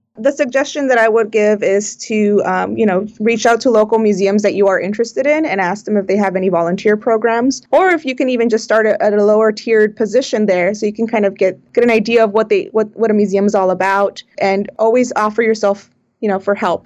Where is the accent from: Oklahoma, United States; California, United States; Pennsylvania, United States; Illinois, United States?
California, United States; South Bay; I was born and raised in the South Bay.